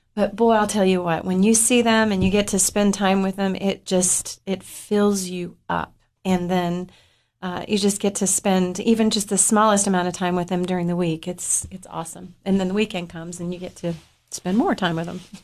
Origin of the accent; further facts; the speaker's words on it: Upper Cumberland, Tennessee, United States; I grew up in the Upper Cumberland